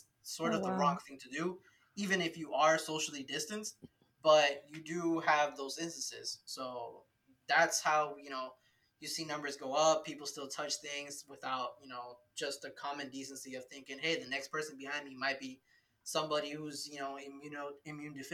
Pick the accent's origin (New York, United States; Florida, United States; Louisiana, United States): Florida, United States; Miami; moved away; originally I'm from Miami